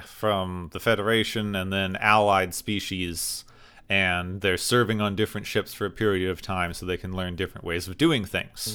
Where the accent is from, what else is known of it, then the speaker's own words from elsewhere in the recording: Arizona, United States; I grew up in Arizona